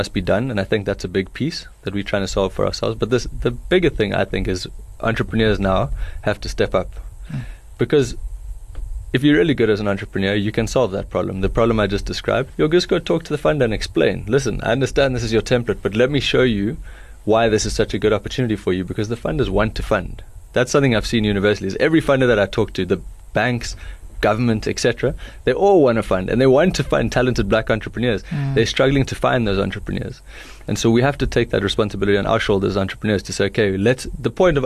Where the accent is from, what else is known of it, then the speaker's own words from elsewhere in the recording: Johannesburg, Gauteng, South Africa; moved away as an adult; also born or lived in United States / United Kingdom; I grew up in Joburg and then I went to study abroad.